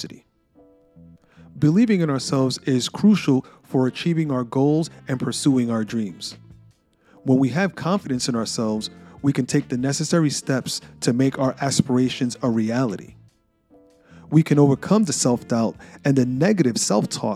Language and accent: English; New York City, New York, United States; a shy kid growing up in New York City